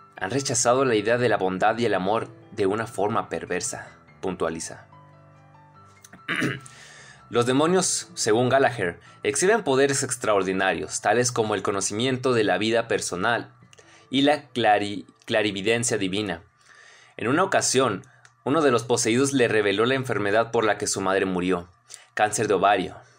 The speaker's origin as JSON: {"language": "Spanish", "town": "Nogales", "region": "Sonora", "country": "Mexico", "said": "de aquí, de mi, de mi pueblito cagado, que se llama Nogales, que sea de Nogales, Sonora, México"}